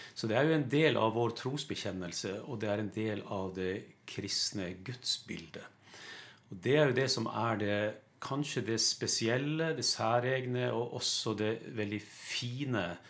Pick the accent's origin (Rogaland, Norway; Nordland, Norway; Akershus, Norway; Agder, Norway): Nordland, Norway; Lofoten; moved away; jeg kommer opprinnelig fra Lofoten. Det hører du på dialekta mi